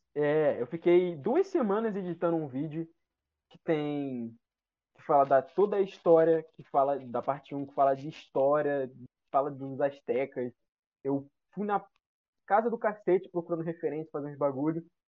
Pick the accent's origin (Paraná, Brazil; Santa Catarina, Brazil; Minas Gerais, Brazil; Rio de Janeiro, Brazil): Rio de Janeiro, Brazil; eu sou de Jacarepaguá